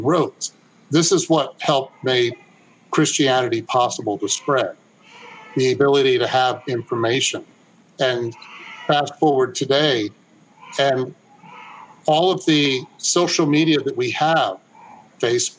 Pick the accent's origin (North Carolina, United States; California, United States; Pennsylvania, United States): California, United States; Berkeley; Berkeley is my hometown. So when I was growing up there